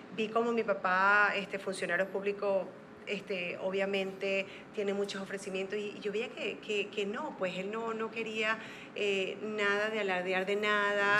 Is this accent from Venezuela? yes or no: yes; Zulia, Venezuela; now in Panama; de donde soy yo, que es el estado Zulia